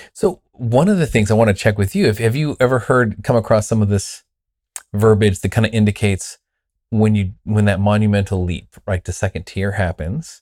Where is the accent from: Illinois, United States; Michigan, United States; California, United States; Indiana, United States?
California, United States; Southern; I was raised in Southern California in a Pentecostal church